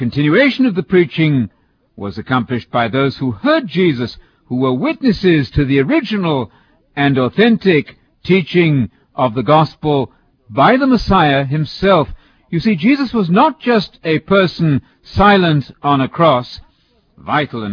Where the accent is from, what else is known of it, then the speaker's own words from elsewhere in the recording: United Kingdom; as a British visiting teacher in America